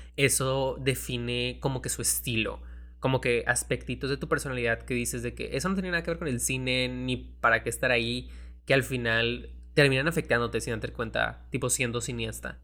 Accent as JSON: {"language": "Spanish", "country": "Mexico", "said": "como mexicanos"}